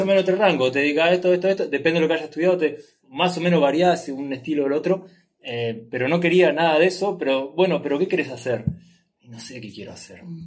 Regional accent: Uruguay; moved away as an adult; de Uruguay, o nací en Uruguay

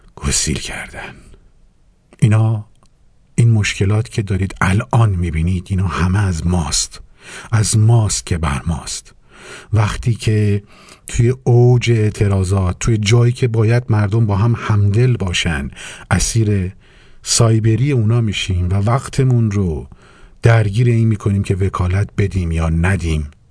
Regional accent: Iran; moved away; مایی که ده ها هزار کیلومتر با وطنمون فاصله داریم

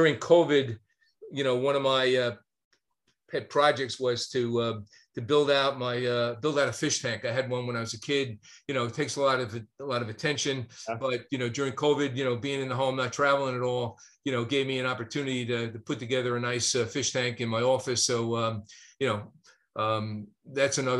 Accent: New York, United States; accent: northern; now in North Carolina, United States; I'm a New York kid. You know, I grew up, watching baseball and football and basketball and going to Yankee Stadium

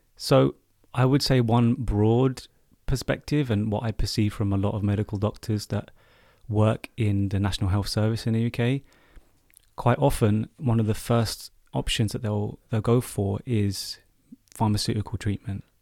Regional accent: United Kingdom; as a British Asian, uh, male

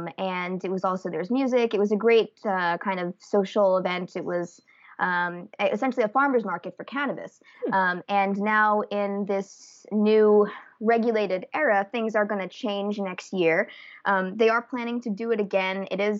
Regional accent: Santa Rosa, California, United States; And the past few years, it's been down here in Sonoma County in my hometown of Santa Rosa.

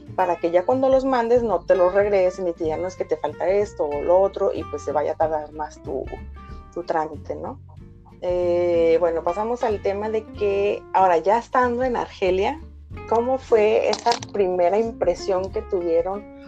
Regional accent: Guadalajara, Jalisco, Mexico; yo soy de Guadalajara, en México

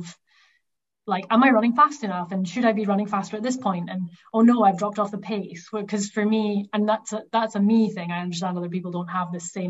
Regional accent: the Highlands of Scotland, United Kingdom; I'm from the Highlands of Scotland

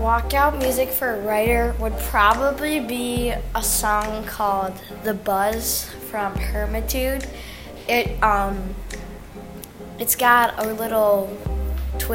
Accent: South Lyon, Michigan, United States; I am in fifth grade, and I'm from South Lyon, Michigan.

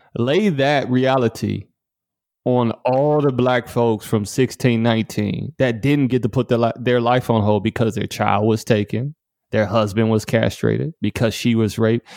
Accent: Detroit, Michigan, United States; moved away; I grew up in Detroit, Michigan

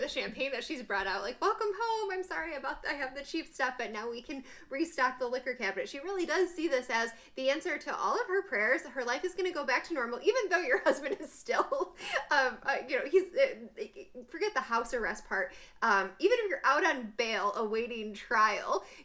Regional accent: United States; I'm American

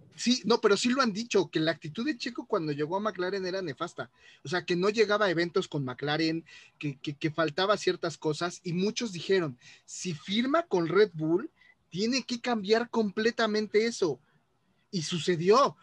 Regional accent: Mexico; soy mexicano

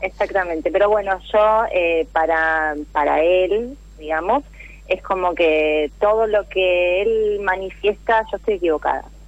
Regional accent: Mar del Plata, Buenos Aires Province, Argentina; soy de Mar del Plata, resido en Mar del Plata

